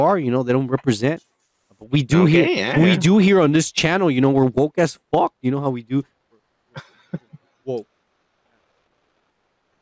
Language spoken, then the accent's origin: English; United States; I was not born in Mexico. I'm American